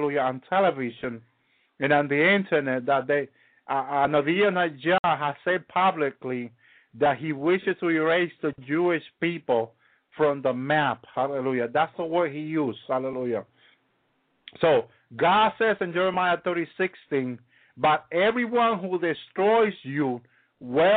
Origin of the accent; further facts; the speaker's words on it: Dominican Republic; English is a second language; I come from the Dominican Republic